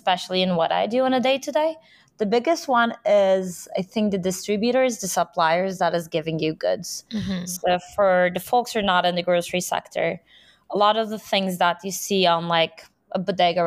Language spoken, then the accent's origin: English; Istanbul, Turkey; moved away as an adult; now in New York, United States; born and raised in Istanbul, I've been living there for majority of my life.